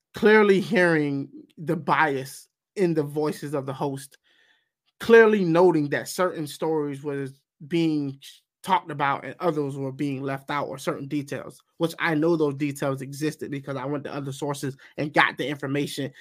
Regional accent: United States; I'm also speaking as a, an American. And I'm an American before anything else

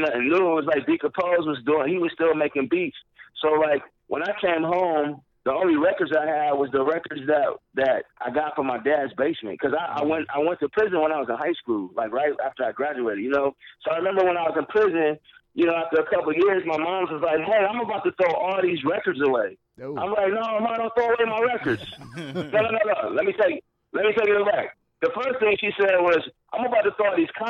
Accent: Pontiac, Michigan, United States; I'm from Pontiac, I'm not from Detroit

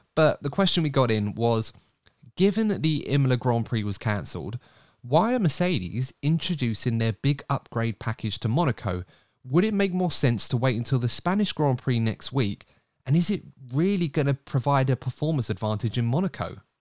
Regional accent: United Kingdom; British people.

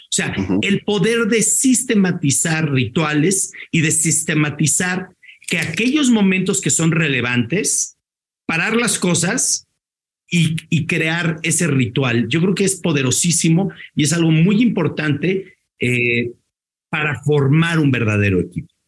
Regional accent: Mexico; como mexicanos

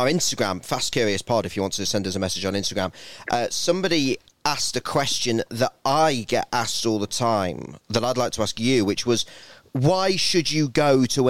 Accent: United Kingdom; we're British.

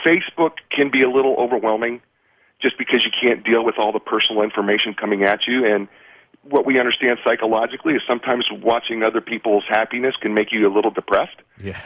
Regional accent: Union City, New Jersey, United States; in Bergen County in Union, in Union City Hospital, and my family still lives in Edison, Woodbridge

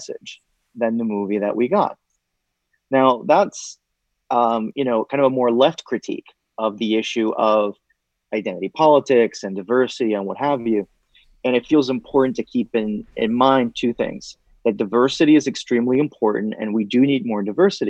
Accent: Puerto Rico; now in United States; when I was growing up in Puerto Rico

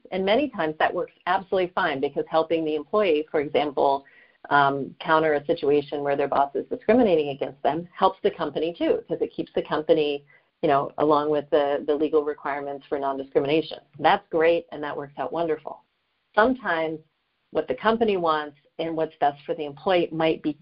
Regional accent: Atlanta, Georgia, United States; now in New York, United States; I grew up in the Atlanta area

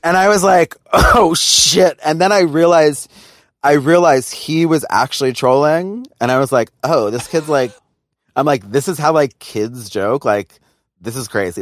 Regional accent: New York, United States; I grew up in New York

